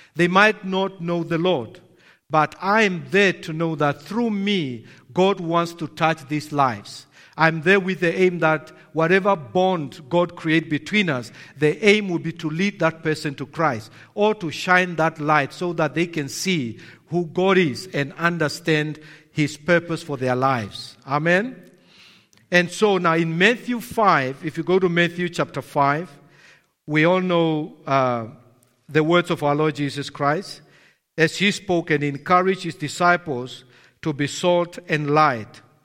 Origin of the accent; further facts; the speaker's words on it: Namibia; I'm from Namibia